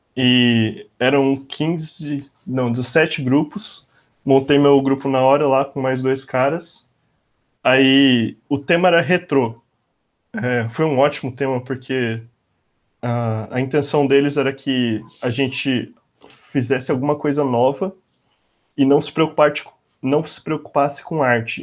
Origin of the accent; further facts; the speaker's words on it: Bauru, São Paulo, Brazil; moved away as an adult; now in São Paulo, Brazil; Eu sou de Bauru, cidade do interior de São Paulo